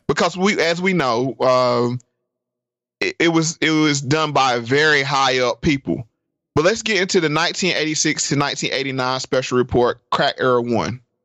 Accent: North Carolina, United States; I'm from North Carolina. And my grandma lived in rural North Carolina.

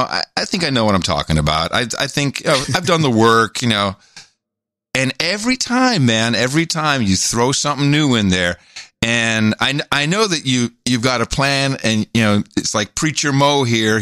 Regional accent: United States; also born or lived in Netherlands; I was from America

